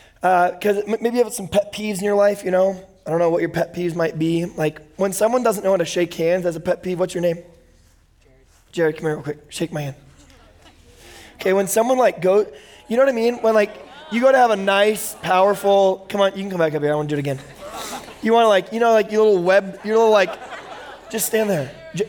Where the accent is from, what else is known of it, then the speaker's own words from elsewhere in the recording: Bakersfield, California, United States; also born or lived in Indiana / Oklahoma; I'm from Bakersfield. I was born in Indiana, then lived for 10 years in Oklahoma, and then I lived in Bakersfield for 12 years